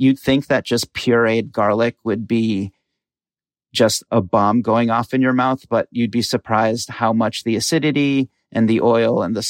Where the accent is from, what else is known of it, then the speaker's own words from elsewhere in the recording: Qatar; So my dad's Egyptian, my mom's Bolivian. I grew up in Qatar, in a Brazilian community there